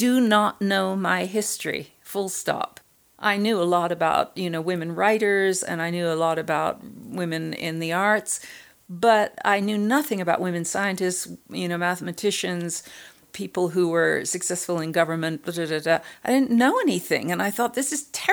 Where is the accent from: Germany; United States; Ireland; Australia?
United States; California; I grew up in California, and both my parents were artists